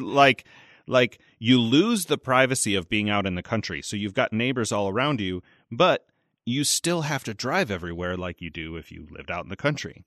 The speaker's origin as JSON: {"language": "English", "area": "north of Chicago", "region": "Illinois", "country": "United States", "accent": "Chicago Midwestern", "moved": "yes", "lives_now": "Bloomington, United States", "said": "I'm from Illinois."}